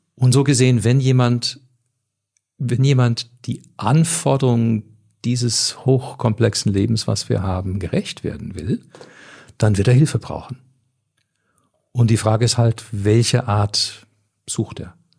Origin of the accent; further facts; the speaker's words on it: Canada; moved away; also ich komme ja aus Kanada